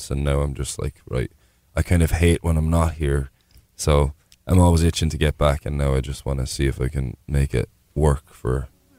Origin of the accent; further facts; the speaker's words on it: Borris, Leinster, Ireland; moved away as an adult; now in Austin, United States; born and raised in Boris, County Carlow, at the foothills of Mount Leinster. It's a beautiful town, a small population, maybe 2,000 people now.